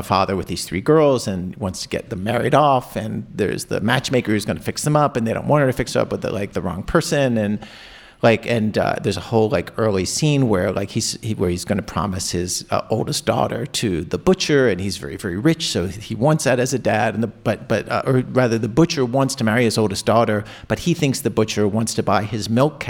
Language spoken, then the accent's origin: English; Maryland, United States; And my mom would take us to shows growing up in Baltimore County. And so there's a lot of Jews in Baltimore County